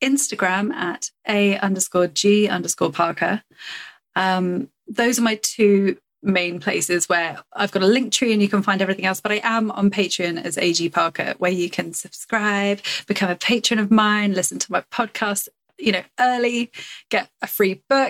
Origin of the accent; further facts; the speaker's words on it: England, United Kingdom; I'm English